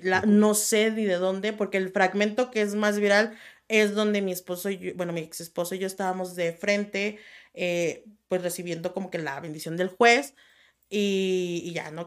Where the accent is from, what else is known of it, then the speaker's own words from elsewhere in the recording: La Piedad, Michoacán, Mexico; Yo, yo nací en La Piedad, Michoacán